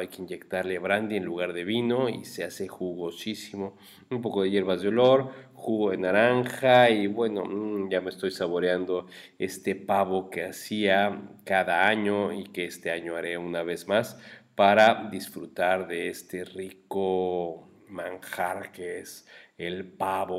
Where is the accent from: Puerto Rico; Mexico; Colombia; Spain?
Mexico; como mexicanos